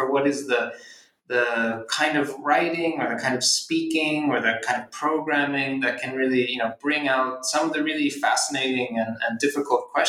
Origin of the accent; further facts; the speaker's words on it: Philadelphia, Pennsylvania, United States; I'm from Philadelphia